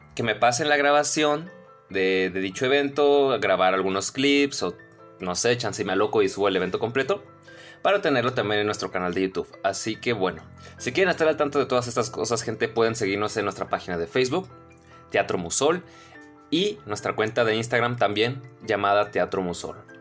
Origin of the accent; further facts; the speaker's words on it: Nogales, Sonora, Mexico; de aquí, de mi, de mi pueblito cagado, que se llama Nogales, que sea de Nogales, Sonora, México